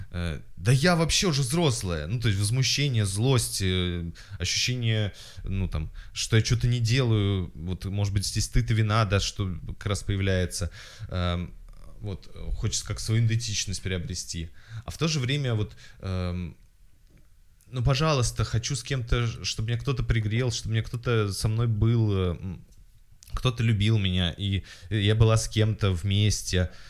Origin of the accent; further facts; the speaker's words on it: Kazakhstan; у людей такое представление, что я должна знать казахский, раз я казашка.